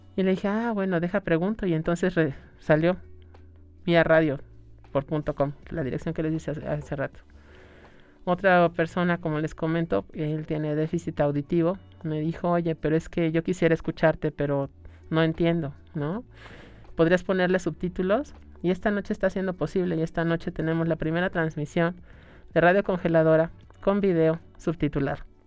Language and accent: Spanish; Mexico; vemos como mexicanos el ritual de la muerte